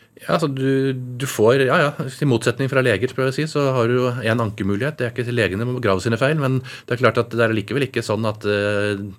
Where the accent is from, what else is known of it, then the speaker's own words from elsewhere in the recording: Oslo, Norway; Jeg vokste opp i Oslo hele tiden